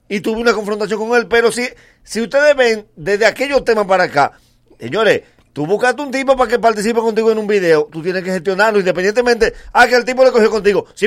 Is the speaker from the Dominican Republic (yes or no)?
yes; Dominican Republic; como dominicanos salimos en coche.